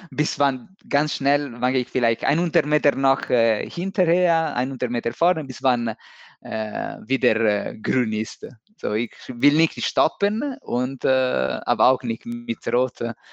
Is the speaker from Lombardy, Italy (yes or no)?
yes; Milan, Lombardy, Italy; born there; German is a second language; also born or lived in Rome; Ich bin in Mailand geboren, so in äh, 90, 80. So dieses Jahr ist, hab, bin ich 40 äh, geworden.